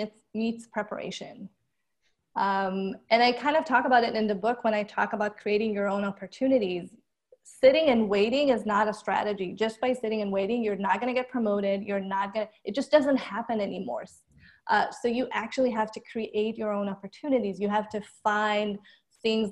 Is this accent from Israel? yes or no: yes; Israel; moved away as an adult; now in United States; I grew up in Israel, born and raised